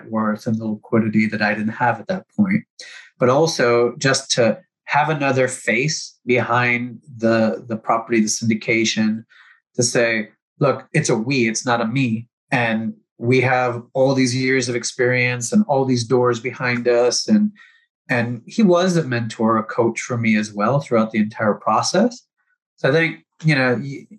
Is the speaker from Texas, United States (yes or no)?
yes; Houston, Texas, United States; I'm from Houston